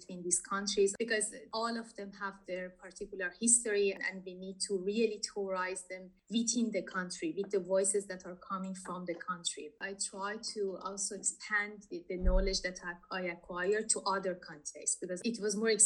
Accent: Tehran, Tehran Province, Iran; moved away; I started from Tehran, my hometown

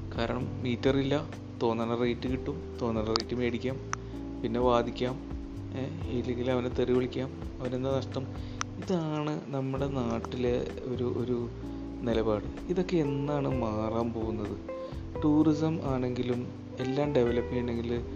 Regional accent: Ernakulam, Kerala, India; ഞാൻ എറണാകുളത്തുകാരനാണ്

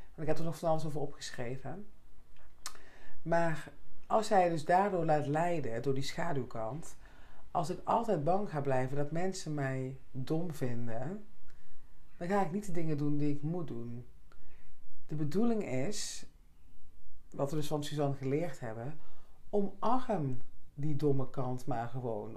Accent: Netherlands; moved away; Oresbeek, hè, dorp waar ik vandaan kwam

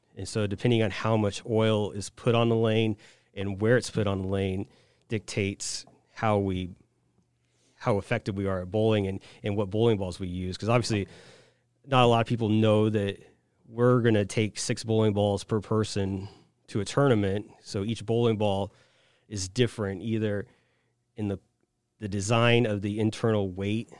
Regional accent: Saint Joseph, Missouri, United States; moved away as an adult; also born or lived in Wichita, Kansas / Dallas, Texas / Hong Kong; now in Quincy, United States; I'm from Saint Joseph, Missouri, originally, via Wichita, Kansas for college, then the Dallas, Texas area, and then Hong Kong, and then here.

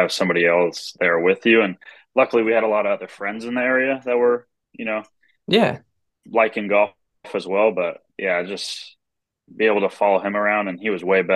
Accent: Long Beach, California, United States; I'm from Long Beach, California

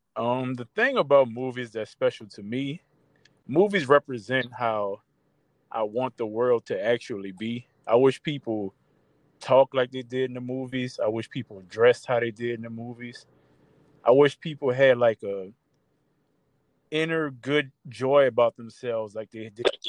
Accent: New Orleans, Louisiana, United States; growing up in New Orleans, seeing the stuff we saw, the things we went through

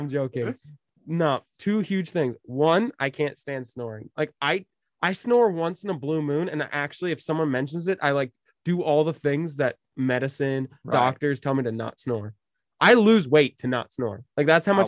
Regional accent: Maine, United States; I grew up in Maine.

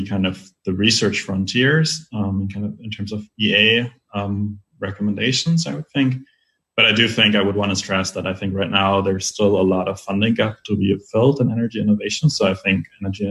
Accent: Germany; in my home country, in Germany

